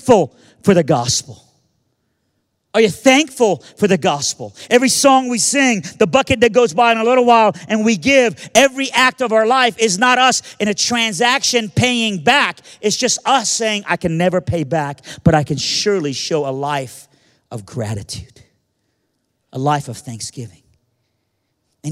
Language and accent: English; Birmingham, Alabama, United States; born or raised there; also born or lived in Iran